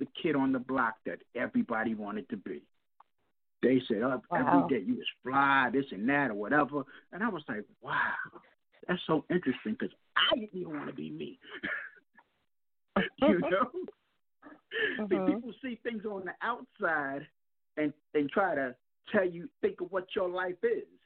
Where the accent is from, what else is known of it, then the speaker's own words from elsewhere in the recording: New York City, New York, United States; I grew up in Jamaica, Queens